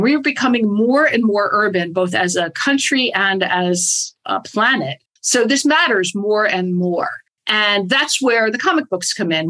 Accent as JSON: {"language": "English", "town": "Bethlehem", "region": "Pennsylvania", "country": "United States", "tie": "born or raised there", "said": "I grew up in a steel town. I grew up in Bethlehem, Pennsylvania."}